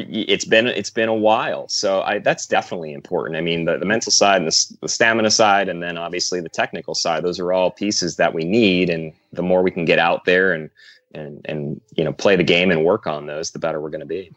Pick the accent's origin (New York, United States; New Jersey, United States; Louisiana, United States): New Jersey, United States; I played pretty much every sport underneath the sun growing up in New Jersey.